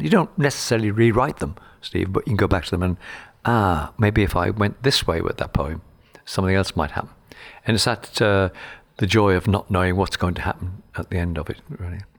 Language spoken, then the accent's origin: English; Liverpool, North West England, United Kingdom; my childhood in Liverpool was rather bleak